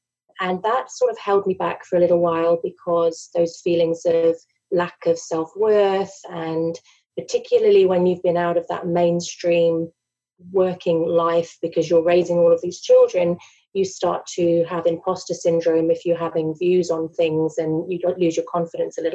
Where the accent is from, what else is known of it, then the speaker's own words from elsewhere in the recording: England, United Kingdom; moved away as an adult; now in Australia; I'm originally from England, emigrated to Australia 10 years ago.